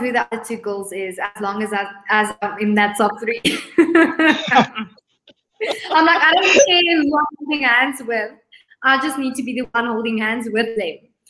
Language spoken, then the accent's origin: English; South Africa; Miss Universe South Africa, and I'm a visionary.